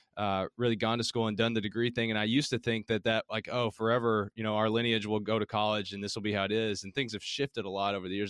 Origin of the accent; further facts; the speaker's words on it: Middlesboro, Kentucky, United States; accent: Southern; also born or lived in Harlan County, Kentucky; now in Louisville, United States; I grew up, I'm from Kentucky, and I grew up in Appalachia down in southeastern Kentucky. It's in the Cumberland Gap, so I was born in Harlan County, grew up in Bell County, it's Middlesbrough was the city